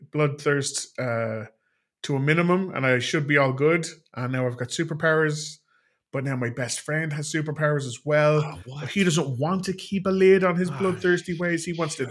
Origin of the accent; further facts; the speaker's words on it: Ireland; an Irishman in Ireland